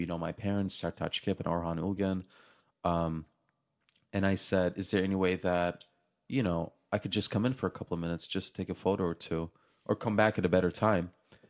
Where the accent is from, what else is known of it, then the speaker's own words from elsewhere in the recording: Turkey; I'm for sure going to buy the house that I grew up in Turkey, in the apartment complex that I was raised in.